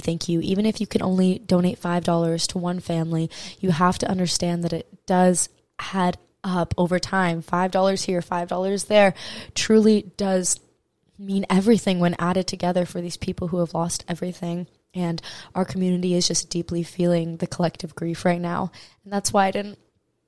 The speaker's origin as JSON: {"language": "English", "area": "Maui", "region": "Hawaii", "country": "United States", "tie": "born or raised there", "said": "I am from Maui, Hawaii. It is my home"}